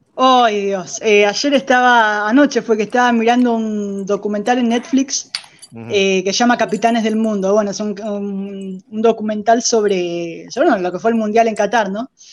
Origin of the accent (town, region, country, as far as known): Argentina